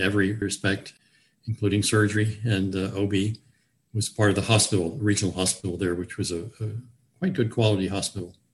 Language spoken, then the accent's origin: English; Newport News, Virginia, United States; also born or lived in Richmond, Virginia / eastern Kentucky; now in Harrisonburg, United States; I grew up in Newport News, Virginia